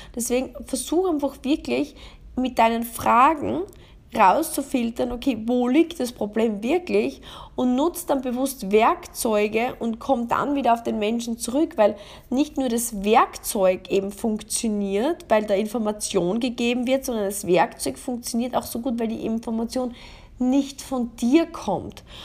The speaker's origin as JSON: {"language": "German", "country": "Austria", "said": "bei uns in Österreich"}